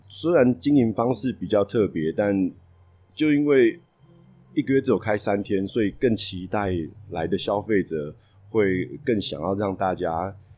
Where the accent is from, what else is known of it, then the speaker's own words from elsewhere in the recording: Taipei, Taiwan; 我从小在台北出生长大